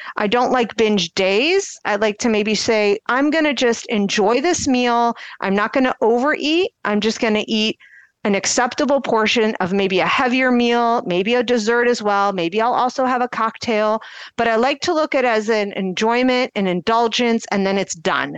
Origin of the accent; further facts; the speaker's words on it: Akron, Ohio, United States; I'm from the Akron area